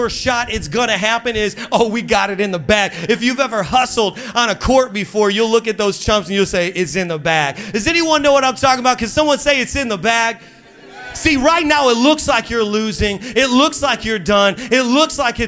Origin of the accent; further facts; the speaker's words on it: Midwest, United States; now in Long Island, United States; I'm from the Midwest and we say things the right way